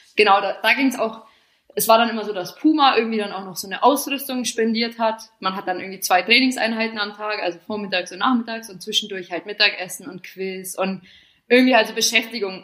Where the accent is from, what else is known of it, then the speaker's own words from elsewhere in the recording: Bavaria, Germany; moved away as an adult; also born or lived in England; now in Milan, Italy; das habe ich dann so ein bisschen in meiner Heimat gemacht, also so von Bayern